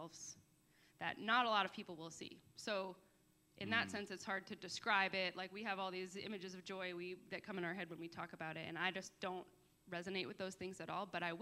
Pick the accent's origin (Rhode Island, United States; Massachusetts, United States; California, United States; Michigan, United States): Massachusetts, United States; Boston; I grew up in Boston